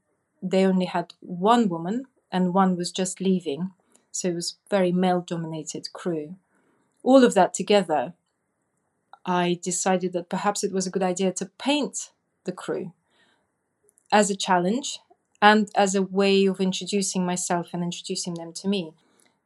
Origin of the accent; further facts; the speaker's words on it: Russia; English is a second language; moved away as an adult; now in Lyme Regis, United Kingdom; I was born in Russia and I moved to UK roughly about 17 years ago.